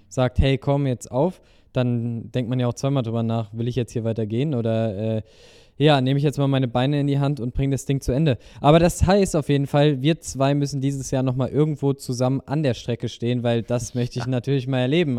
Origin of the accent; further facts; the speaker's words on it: Germany; also born or lived in Rhine-Main area; hier bei uns in Deutschland